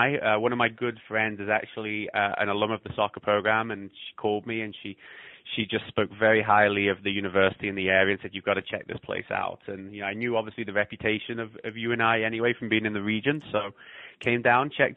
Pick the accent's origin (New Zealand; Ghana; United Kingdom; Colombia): United Kingdom; England; moved away as an adult; also born or lived in Scotland / Ohio / North Dakota; now in Iowa, United States; I was born in Scotland, grew up in England, and I moved over here when I was 19 to go to college in Ohio.